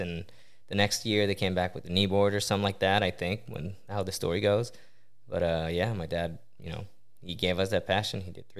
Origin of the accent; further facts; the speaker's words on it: Coteau-du-Lac, Quebec, Canada; Yeah, it's a small town, about 50 minutes west of Montreal, on the water.